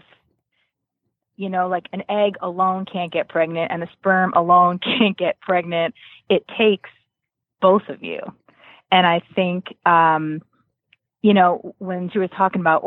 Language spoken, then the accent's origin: English; New Milford, Connecticut, United States; I'm from New Milford, Connecticut. So it's about 20 minutes from Danbury